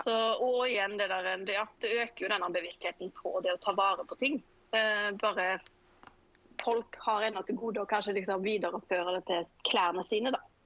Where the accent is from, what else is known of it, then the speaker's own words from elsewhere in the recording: Sveio, Vestland, Norway; moved away as an adult; now in Oslo, Norway; jeg kommer fra Sveio i Sunnhordaland. Men jeg holder til i Oslo. Her har jeg bodd nå i 15-16 år